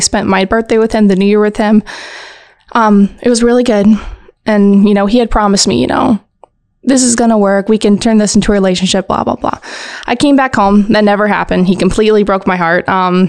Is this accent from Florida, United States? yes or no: no; California, United States; also born or lived in Hawaii; now in Indiana, United States; I am a military brat. I grew up in Southern California, lived in Hawaii for a few years. And now I'm back here in Indiana.